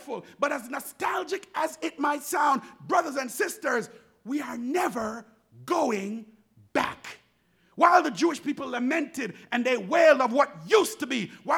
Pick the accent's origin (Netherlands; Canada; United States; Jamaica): Jamaica; growing up in Jamaica, we used to drink water from the garden hose